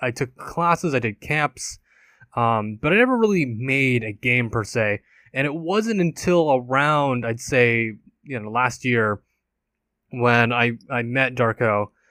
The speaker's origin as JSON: {"language": "English", "region": "California", "country": "United States", "tie": "born or raised there", "said": "I grew up and I've been born and raised in California"}